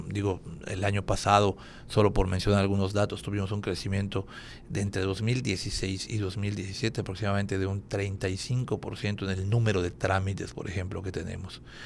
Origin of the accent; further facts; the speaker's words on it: Mérida, Yucatán, Mexico; nosotros como ciudadanos eh, de Mérida